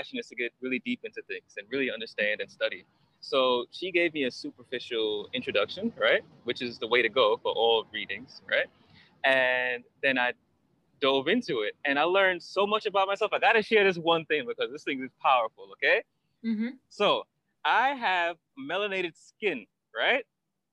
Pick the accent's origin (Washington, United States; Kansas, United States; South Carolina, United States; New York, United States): New York, United States; New York City; moved away as an adult; also born or lived in Berlin / Australia; I grew up in Brooklyn, New York. I don't know if I said that, that's where I'm from Brooklyn, New York.